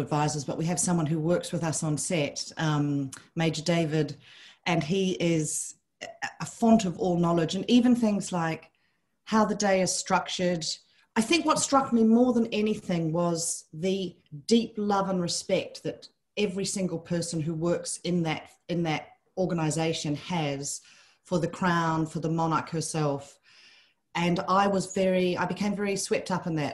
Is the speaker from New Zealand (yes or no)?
yes; New Zealand; moved away; I grew up in New Zealand